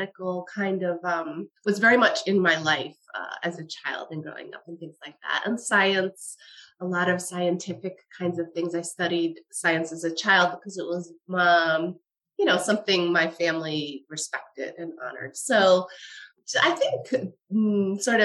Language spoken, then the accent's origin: English; Westchester County, New York, United States; I grew up in Westchester County